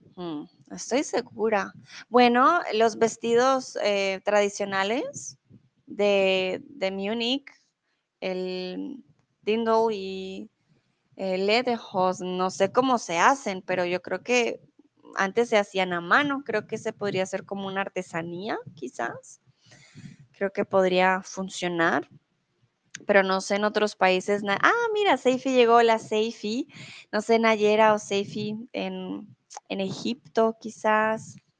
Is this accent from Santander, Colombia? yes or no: no; Bogotá, Bogotá Capital District, Colombia; also born or lived in Mexico; now in Germany; soy de Colombia, de la ciudad de Bogotá, de la capital. Comúnmente vivo en Alemania